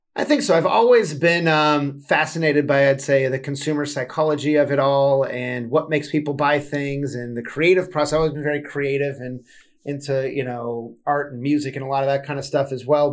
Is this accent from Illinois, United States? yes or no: no; Southern California, United States; I'm from Southern California originally. I grew up on West Coast hip hop